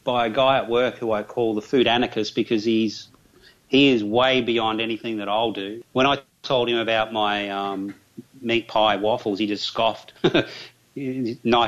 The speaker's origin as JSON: {"language": "English", "town": "Geelong", "region": "Victoria", "country": "Australia", "tie": "born or raised there", "accent": "Australian", "said": "I actually grew up in a suburb of my hometown called Corio, C-O-R-I-O."}